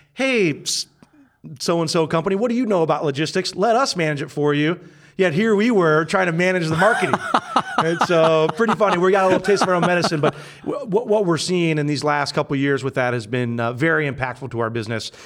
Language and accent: English; Findlay, Ohio, United States; moved away as an adult; also born or lived in Chicago; now in Columbus, United States; I'm from Findlay